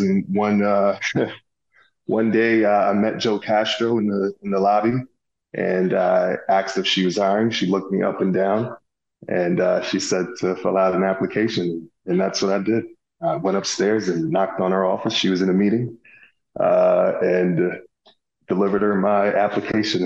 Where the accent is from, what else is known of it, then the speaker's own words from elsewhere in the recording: Little London, Westmoreland, Jamaica; also born or lived in Miami Gardens, Florida, United States; now in Indianapolis, United States; I grew up near Negril. Uh, Negril is a beach town in Jamaica. I uh, grew up in this uh, uh, small place called Little London. Um, and then I migrated to the States, uh, to Miami, Florida, uh, Miami Gardens to be exact